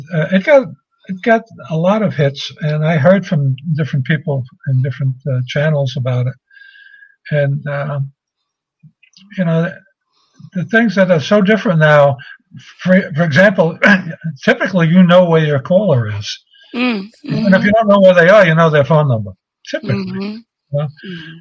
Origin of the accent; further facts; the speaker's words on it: New York City, New York, United States; growing up in Brooklyn, I knew a lot of accents